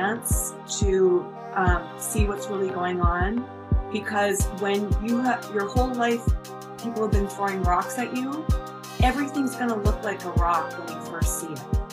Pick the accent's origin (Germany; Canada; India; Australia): Canada; moved away as an adult; now in United States; I'm Canadian